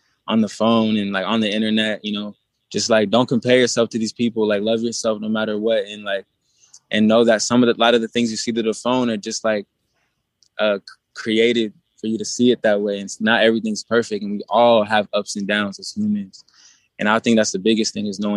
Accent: Portland, Oregon, United States; also born or lived in Las Vegas; I'm from Portland, Oregon

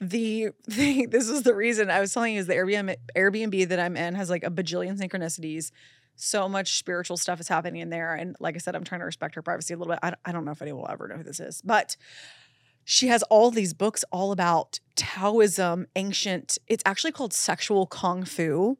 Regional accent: Florida, United States; moved away as an adult; now in Los Angeles, United States; I'm so obviously from Florida.

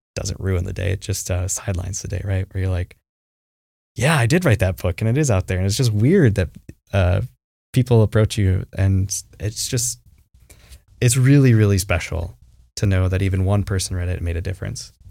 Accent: Traverse City, Michigan, United States; I grew up in Traverse City, Michigan, cherry capital of the world

